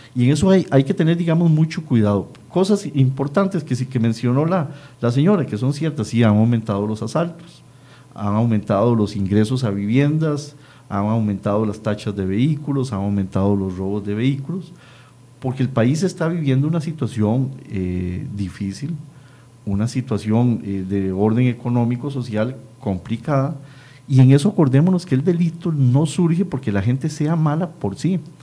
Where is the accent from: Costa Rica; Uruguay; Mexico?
Costa Rica; nosotros como costarricenses